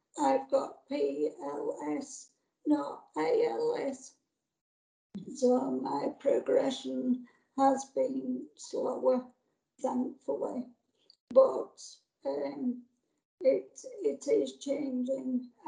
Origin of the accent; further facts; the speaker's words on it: Yorkshire and the Humber, United Kingdom; accent: Yorkshire; My Yorkshire accent is something that I'm proud of. Apparently, I'm less Yorkshire now than I was when my voice was normal, we'll say.